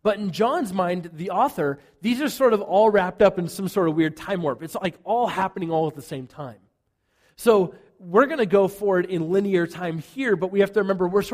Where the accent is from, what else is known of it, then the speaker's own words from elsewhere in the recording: United States; I'm an American in the church.